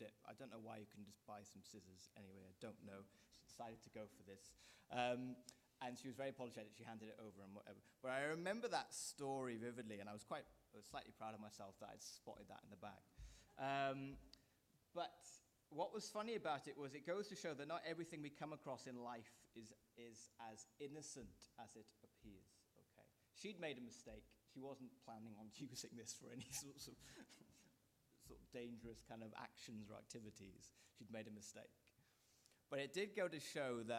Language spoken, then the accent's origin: English; Wales, United Kingdom; moved away; I'm a Welshman